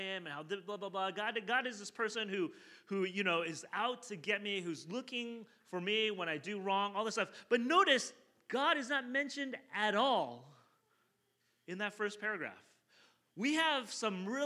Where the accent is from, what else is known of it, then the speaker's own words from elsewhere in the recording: southern China, China; moved away; I'm from South China originally